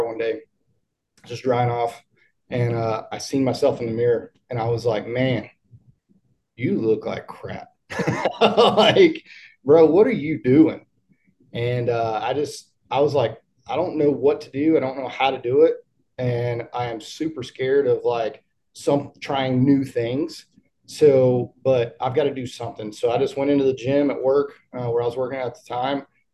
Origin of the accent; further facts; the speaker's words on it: Corbin, Kentucky, United States; I am from Corbin, Kentucky, which is the home of Kentucky Fried